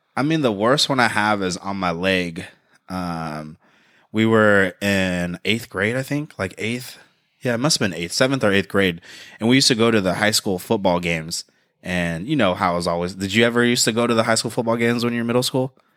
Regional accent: United States; I'm American. I love America

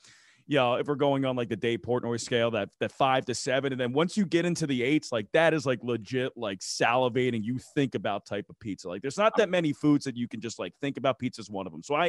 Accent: East Coast, United States; I'm from the East Coast. I'm an East Coast truther. So, you know, East Coast pizza is my type of thing.

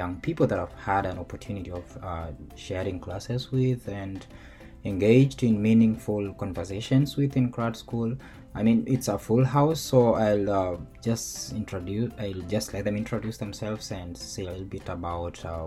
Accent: Kenya; now in United States; I come from Kenya

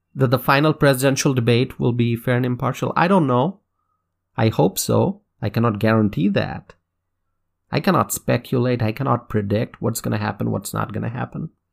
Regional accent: United States; As an American

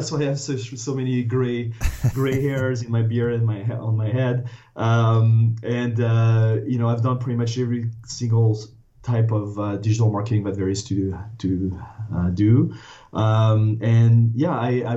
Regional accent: France; English is a second language; moved away as an adult; now in United States; I was born and raised in France, went to a business school on the east coast of the U.S., decided to stay

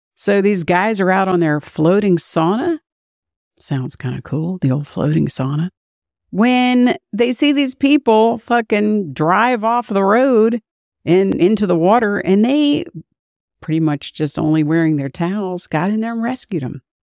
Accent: United States; I'm an American

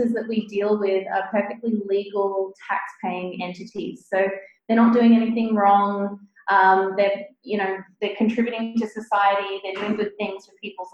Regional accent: New South Wales, Australia; I'm from Australia. If we take that, for example, the state that I grew up in, New South Wales

